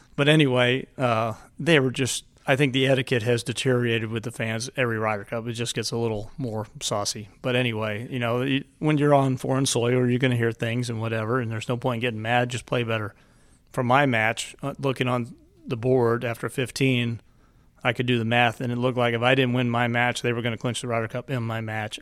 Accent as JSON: {"language": "English", "town": "Lakeland", "region": "Florida", "country": "United States", "tie": "born or raised there", "said": "I grew up in Lakeland, Florida."}